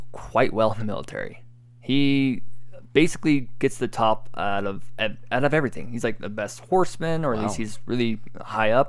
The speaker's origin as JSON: {"language": "English", "country": "United States", "said": "I'm American"}